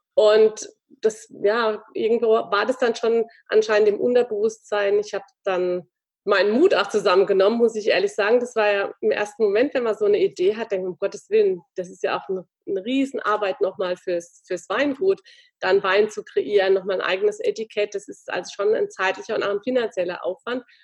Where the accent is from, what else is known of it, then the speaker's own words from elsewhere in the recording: Landau, Rhineland-Palatinate, Germany; meine Heimatstadt, äh, in Verbindung mit dem Zoo Landau